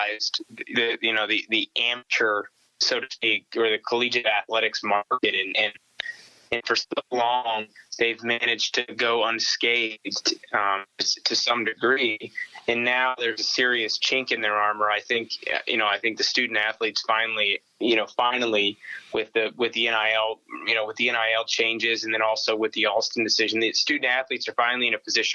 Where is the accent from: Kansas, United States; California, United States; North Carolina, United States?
Kansas, United States; Abilene; born or raised there; moved away; also born or lived in Manhattan, Kansas